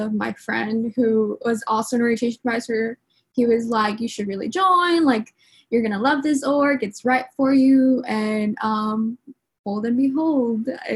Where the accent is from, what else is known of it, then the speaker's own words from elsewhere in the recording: Rio Grande Valley, Texas, United States; English is a second language; also born or lived in Mexico; now in Austin, United States; I immigrated here when I was like 6 years old. So I am originally from Mexico, but the Rio Grande Valley became my home as I grew up